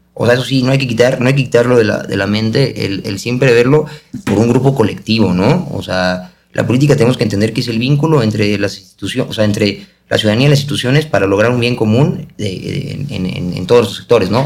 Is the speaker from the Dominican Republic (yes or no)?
no; Mexico